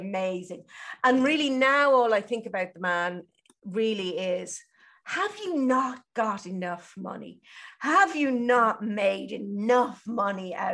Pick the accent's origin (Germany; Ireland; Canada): Ireland; I'm Irish, and we're brought up on that guilt, that Catholicism